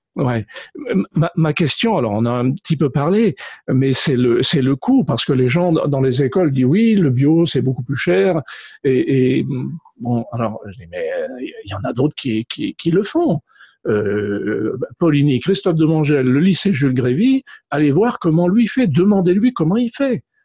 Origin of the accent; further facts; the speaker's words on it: France; chez nous en France